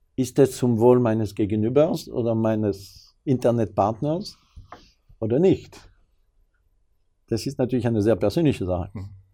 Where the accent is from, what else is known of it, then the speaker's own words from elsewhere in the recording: France; German is a second language; now in Germany; als Franzose